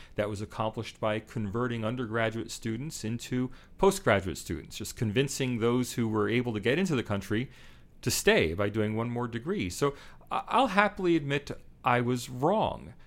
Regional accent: United States; now in Australia; I'm American living here in Australia

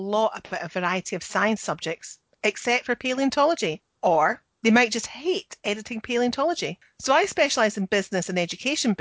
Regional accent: Scotland, United Kingdom; I'm the Scottish one

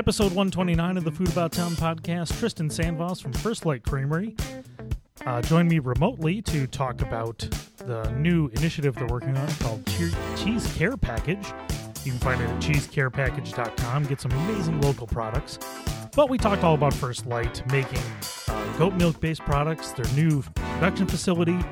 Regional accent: Buffalo, New York, United States; now in Rochester, United States; Buffalo, my hometown

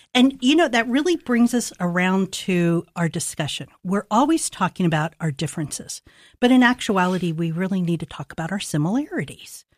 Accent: Columbus, Ohio, United States; I grew up in Linden, and, um, in the sixties and seventies, great neighborhoods

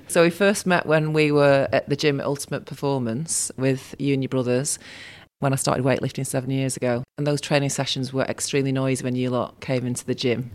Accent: Salford, North West England, United Kingdom; also born or lived in Manchester; And I'm born in Manchester, but I grew up in Salford.

